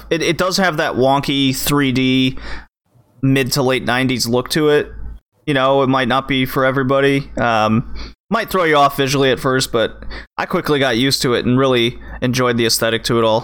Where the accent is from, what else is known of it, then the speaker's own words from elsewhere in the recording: Canada; we're Canadian